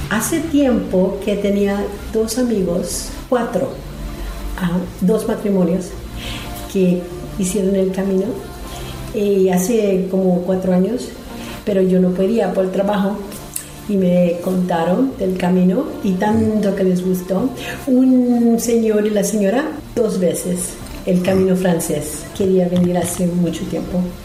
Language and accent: Spanish; Virginia, United States; Yo soy peregrina de los Estados Unidos, del estado de Virginia.